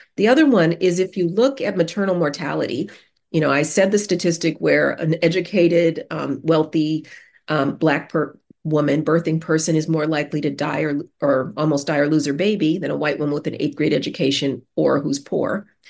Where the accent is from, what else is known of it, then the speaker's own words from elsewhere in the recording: Denver, Colorado, United States; I grew up in Denver, the Mile High City